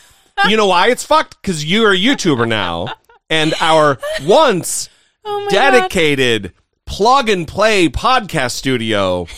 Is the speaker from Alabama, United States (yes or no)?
no; Idaho, United States; born there; I was born in Idaho.